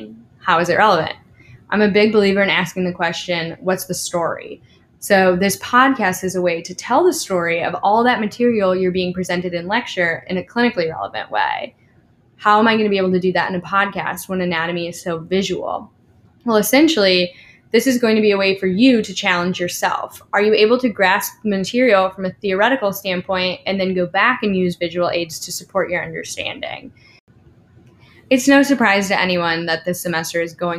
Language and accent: English; Cleveland, Ohio, United States; now in Louisville, United States; I'm from Cleveland, Ohio.